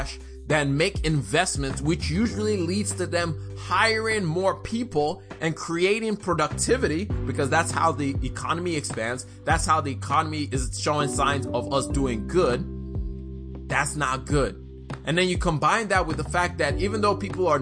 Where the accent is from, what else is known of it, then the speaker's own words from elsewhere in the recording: Nigeria; I'm Nigerian.